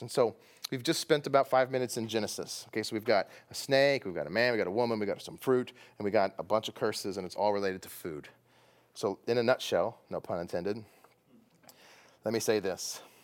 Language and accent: English; Texas, United States; Where I come from, that's food. I'm from Texas.